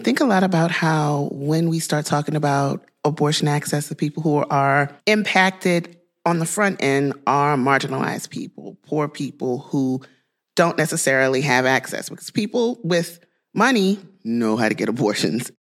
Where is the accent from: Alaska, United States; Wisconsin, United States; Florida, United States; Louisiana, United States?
Louisiana, United States; my home state of Louisiana